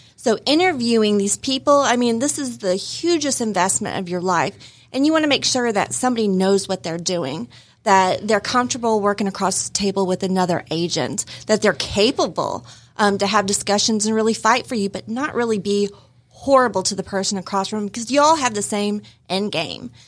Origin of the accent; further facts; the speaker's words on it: Illinois, United States; moved away; I was born in Illinois